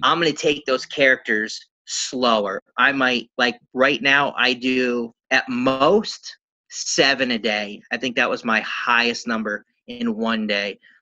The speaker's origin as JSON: {"language": "English", "region": "Pennsylvania", "country": "United States", "said": "I'm from Pennsylvania in the United States"}